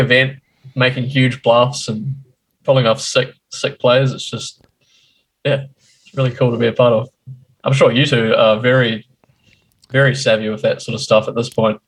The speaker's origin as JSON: {"language": "English", "country": "New Zealand", "tie": "born or raised there", "also_born_or_lived": "Christchurch", "said": "I'm from New Zealand, born and bred"}